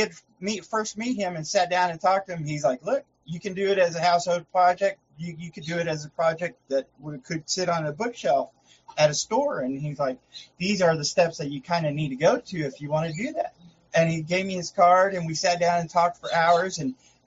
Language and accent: English; Fort Worth, Texas, United States; I was born and raised in Fort Worth, Texas. I've lived in Texas all my life, so I'm a true Texan